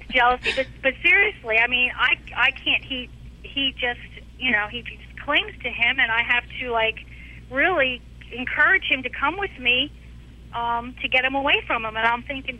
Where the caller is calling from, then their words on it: Tampa, Florida, United States; Tampa, Florida.